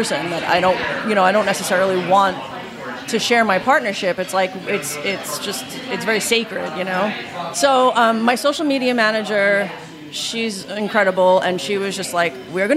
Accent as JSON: {"language": "English", "town": "New York City", "region": "New York", "country": "United States", "moved": "as an adult", "lives_now": "Los Angeles, United States", "said": "I'm not from Italy. I'm from New York."}